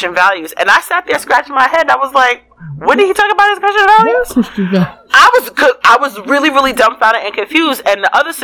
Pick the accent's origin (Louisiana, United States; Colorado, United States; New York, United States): New York, United States; New York City; now in Texas, United States; I'm from the Bronx